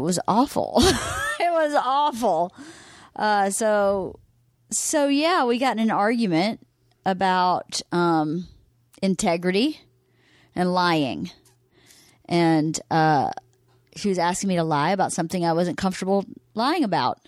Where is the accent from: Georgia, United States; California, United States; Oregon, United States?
Georgia, United States; Bowdon; moved away; also born or lived in Carrollton, Georgia; I was born in Carrollton, Georgia